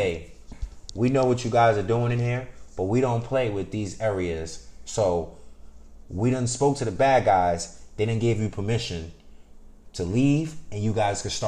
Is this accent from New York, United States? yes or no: yes; New York City, New York, United States; I grew up in the Bronx